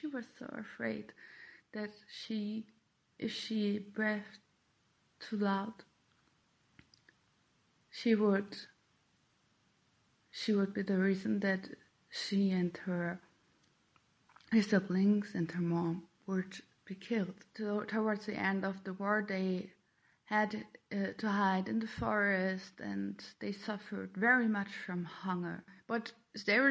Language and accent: English; Minden, North Rhine-Westphalia, Germany; I'm a German citizen and I was born in Minden, which is a small town near Hanover.